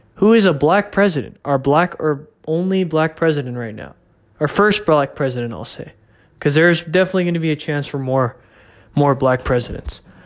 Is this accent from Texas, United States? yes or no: yes; McKinney, Texas, United States; here in my hometown of McKinney, Texas